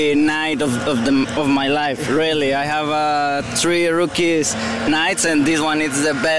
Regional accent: Monterrey, Nuevo León, Mexico; English is a second language; moved away as an adult; I'm from Monterrey, Mexico.

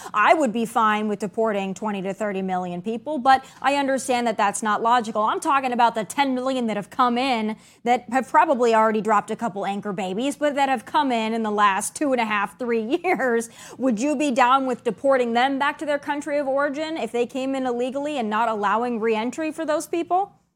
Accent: South Dakota, United States; moved away; that was my home state

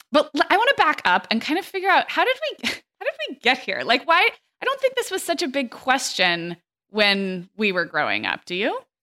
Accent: California, United States; growing up in California

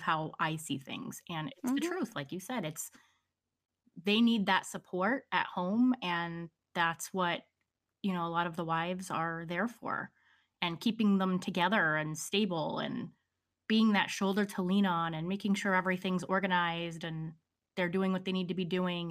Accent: Pennsylvania, United States; I'm a Pennsylvania girl. I grew up, was born and raised in Pennsylvania

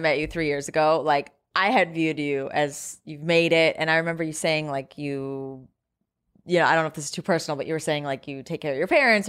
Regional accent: Eden Prairie, Minnesota, United States; Eden Prairie.

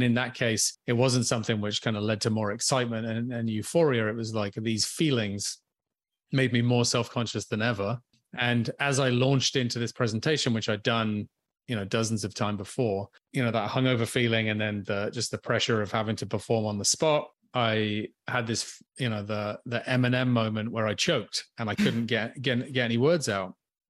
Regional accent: England, United Kingdom; moved away as an adult; now in Canada; I'm currently tuning in from Vancouver Island, but I grew up on a different island in the Atlantic. I grew up in England, in the UK. So yeah, some point in my mid to late 20s, I moved to Canada

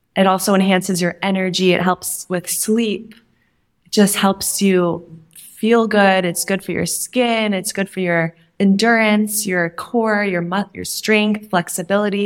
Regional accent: Minnesota, United States; I grew up in Minnesota

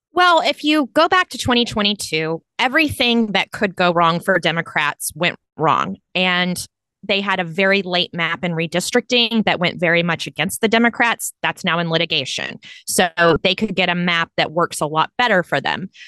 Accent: Texas, United States; my home state of Texas

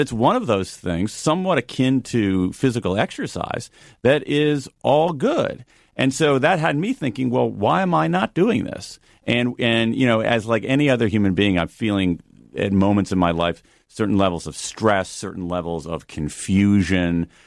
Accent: Midwest, United States; I'm a kid from the Midwest

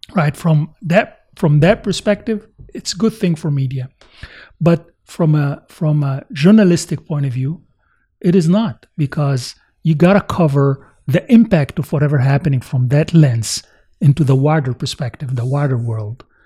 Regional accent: United States; as American

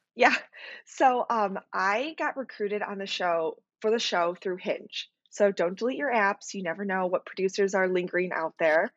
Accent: Chicago, Illinois, United States; I'm from Chicago, Illinois

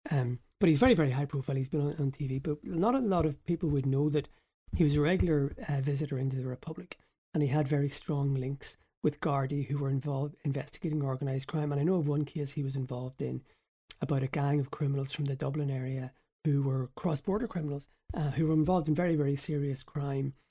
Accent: Northern Ireland, United Kingdom; because obviously I grew up in the Troubles

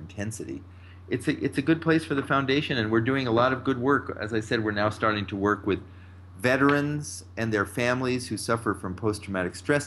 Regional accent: San Francisco, California, United States; moved away as an adult; also born or lived in Washington, D.C. / Marin County / Detroit; now in New York, United States; I grew up in San Francisco

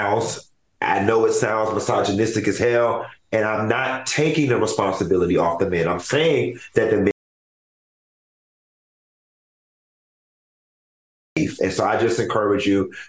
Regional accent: Miami, Florida, United States; Growing up in Miami

